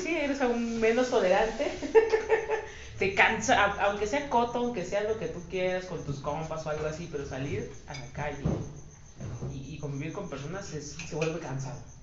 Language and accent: Spanish; Mexico; nosotros los mexicanos